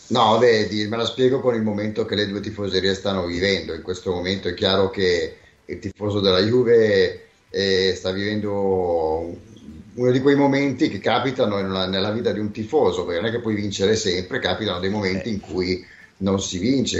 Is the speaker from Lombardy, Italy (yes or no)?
yes; Milan, Lombardy, Italy; noi che siamo di Milano